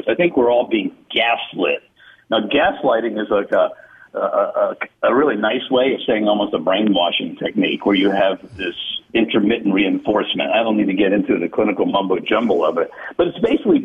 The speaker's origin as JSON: {"language": "English", "region": "Deep South", "country": "United States", "tie": "born or raised there", "said": "I was raised in the Deep South"}